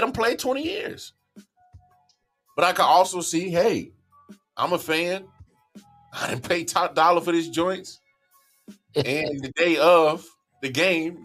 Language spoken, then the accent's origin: English; Midwest, United States; now in North Carolina, United States; I'm from the Midwest. We call it pop.